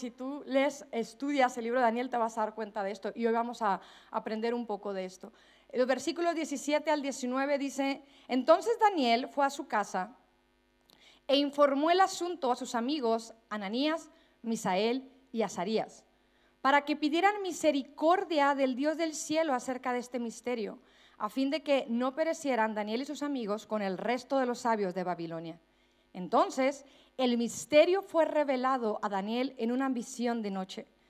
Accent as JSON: {"language": "Spanish", "country": "Mexico", "accent": "Mexican", "moved": "as an adult", "lives_now": "Spain", "said": "hablando como mexicana"}